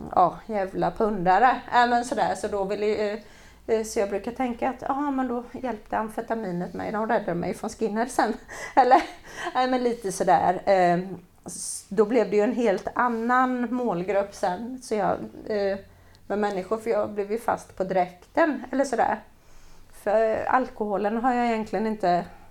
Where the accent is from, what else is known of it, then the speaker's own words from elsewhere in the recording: Jönköping, Jönköping County, Sweden; vi växte upp på Öxnehaga